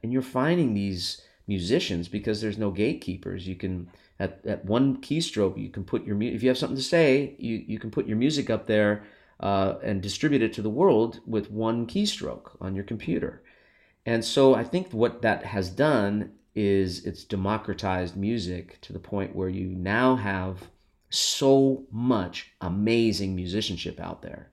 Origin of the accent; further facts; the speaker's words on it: Los Angeles, California, United States; I grew up in Los Angeles